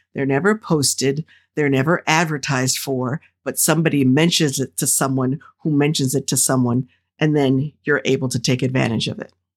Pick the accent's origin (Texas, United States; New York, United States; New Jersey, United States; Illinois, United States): New Jersey, United States; the folks who I grew up with in Jersey